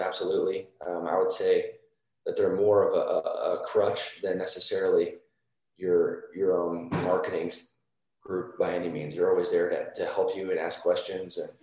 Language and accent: English; Carmel, Indiana, United States; also born or lived in Columbus, Ohio / Boston; we moved from Boston to Indiana. I was 6 years old. So I basically, my entire childhood I was in Indiana